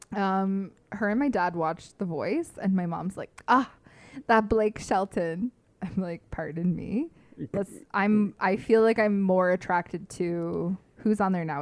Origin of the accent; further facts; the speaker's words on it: London, Ontario, Canada; moved away as an adult; now in Toronto, Canada; I came home from Toronto to here, to London